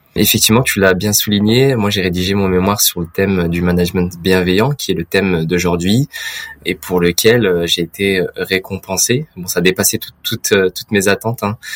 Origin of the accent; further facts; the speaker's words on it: Auvergne-Rhône-Alpes, France; dans ma région natale, qui est l'Auvergne-Rhône-Alpes aujourd'hui.